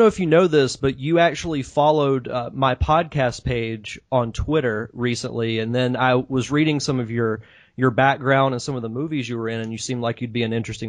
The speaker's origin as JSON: {"language": "English", "region": "Florida", "country": "United States", "tie": "born or raised there", "said": "I'm obviously from the United States. I've lived in Florida my entire life. Never been to Canada."}